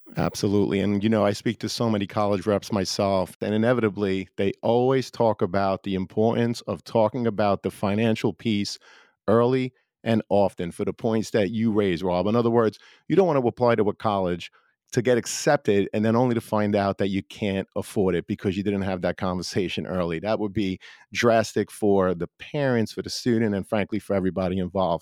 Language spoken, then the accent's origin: English; New York City, New York, United States; I grew up in Brooklyn